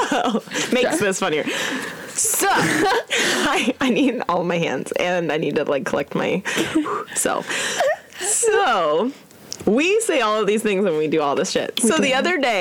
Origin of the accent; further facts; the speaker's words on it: San Diego, California, United States; we're from San Diego and we live at the border.